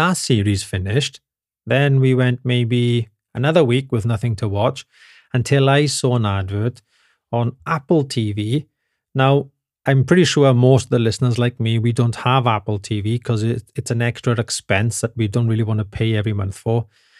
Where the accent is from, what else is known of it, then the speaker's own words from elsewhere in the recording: Wales, United Kingdom; now in Germany; They all giggle because they know I'm from Britain, right? And I think they pretty much say, "Oh, it's the crazy Welsh guy again."